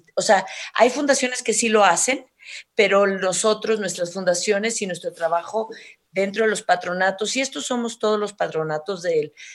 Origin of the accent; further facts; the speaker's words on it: Mexico; como mexicana